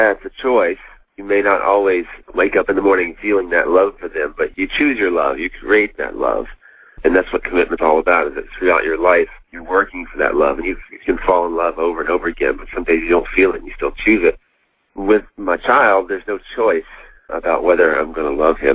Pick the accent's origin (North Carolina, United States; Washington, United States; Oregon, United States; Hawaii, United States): North Carolina, United States; I'm from North Cackalacky.